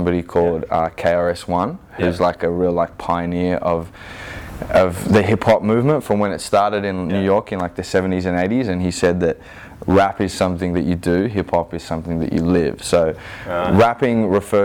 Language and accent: English; Sydney, New South Wales, Australia; growing up in the Inner West